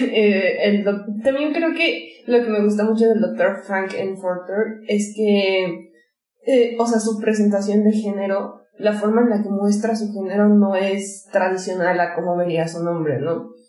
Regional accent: Mexico; Porque creciendo en México

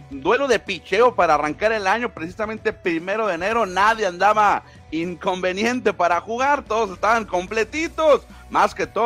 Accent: Mexico; yo soy mexicano y quisiera que México lo ganara, pero es casi imposible que lo ganemos.

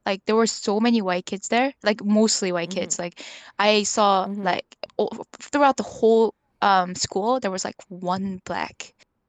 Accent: North Vancouver, British Columbia, Canada; What I found interesting about, I think, growing up in North Van is like I think you know North Van, like there's a lot of professionals there.

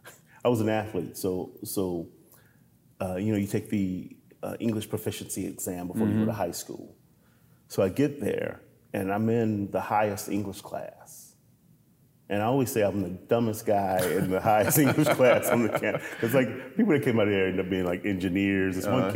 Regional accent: Compton, California, United States; I grew up in Compton during the height of the rise of the Bloods and Crips.

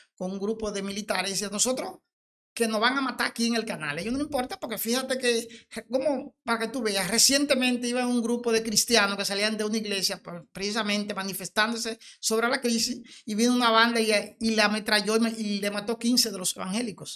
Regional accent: Dominican Republic

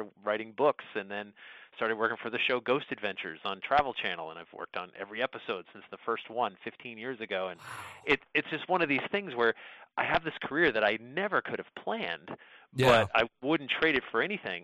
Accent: Sandy Hook, Connecticut, United States; I grew up in Sandy Hook, Connecticut, and that was the town next to Monroe, Connecticut.

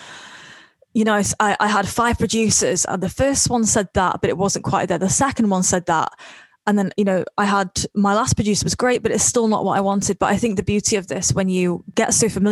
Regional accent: North Wales, United Kingdom; I'm from Wales.

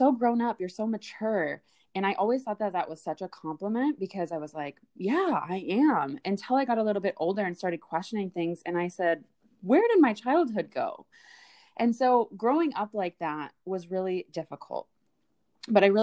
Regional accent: Midwest, United States; born and raised in the Midwest

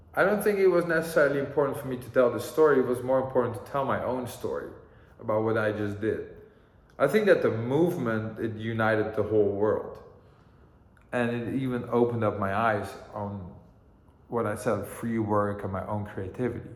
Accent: Amsterdam, North Holland, Netherlands; also born or lived in Greensboro, North Carolina, United States; growing up in Amsterdam

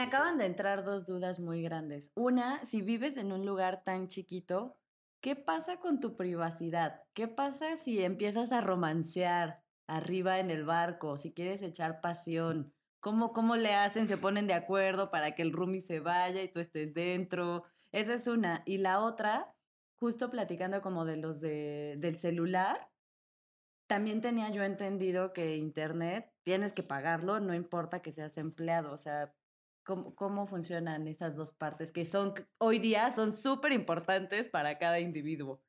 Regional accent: Mexico; yo soy de México

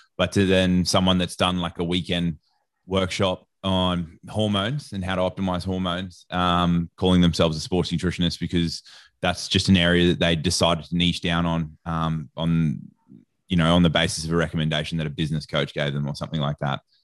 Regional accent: Australia; I don't know if you can tell from my accent or not, but I'm Australian.

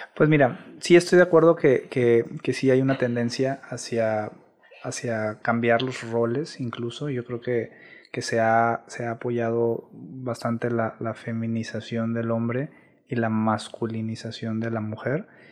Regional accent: Monterrey, Nuevo León, Mexico; soy originario de aquí de Monterrey, Nuevo León

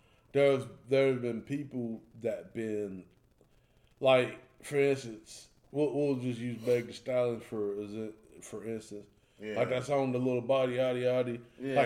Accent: High Point, North Carolina, United States; I was born in High Point.

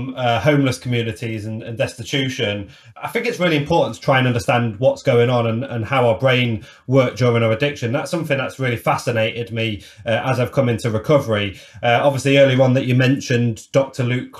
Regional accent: Lincoln, East Midlands, United Kingdom; my hometown, Lincoln

